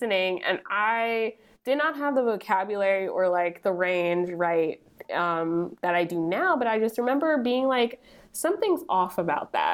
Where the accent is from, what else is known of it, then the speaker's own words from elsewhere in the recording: New Jersey, United States; I grew up in New Jersey